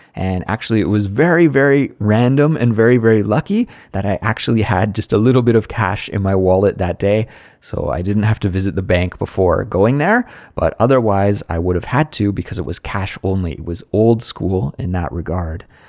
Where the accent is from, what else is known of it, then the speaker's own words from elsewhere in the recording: Canada; moved away as an adult; now in Seoul, South Korea; I'm from Canada.